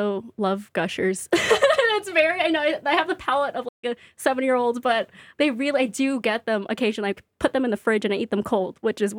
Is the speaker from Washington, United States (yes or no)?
no; Brooklyn, New York, United States; So I am from Brooklyn. I'm excited to do a Brooklyn event.